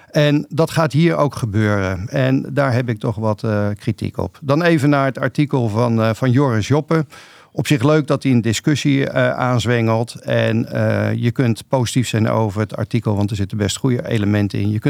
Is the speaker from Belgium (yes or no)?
no; Rotterdam, South Holland, Netherlands; Ik ben ook Rotterdammer, maar ik denk er iets anders over.